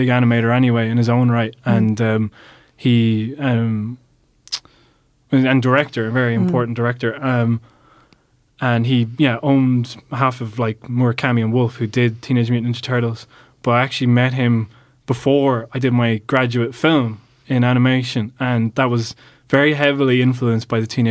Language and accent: English; Ireland; being an Irish animator and having the studio here